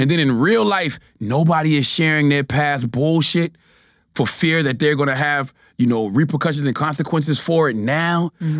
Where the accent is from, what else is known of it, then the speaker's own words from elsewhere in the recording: South Carolina, United States; moved away as an adult; now in New York, United States; I'm from South Carolina